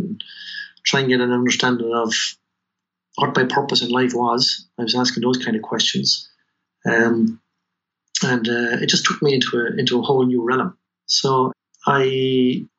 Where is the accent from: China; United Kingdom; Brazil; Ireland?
Ireland; Tullamore, Leinster; also born or lived in Chicago, United States; I was born in Tullamore, raised in Chapel Street